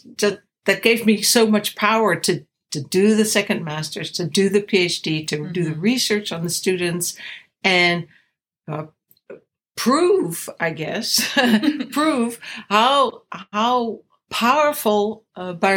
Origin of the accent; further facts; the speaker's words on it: the Berkshires, Massachusetts, United States; growing up in the Berkshires in Massachusetts as a kid